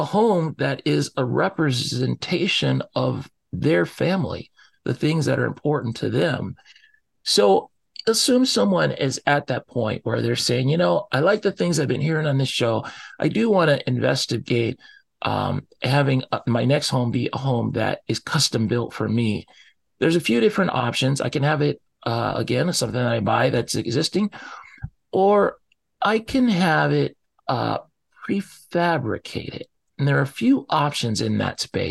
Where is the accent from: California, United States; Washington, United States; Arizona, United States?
Washington, United States; Seattle; I grew up here in the Seattle area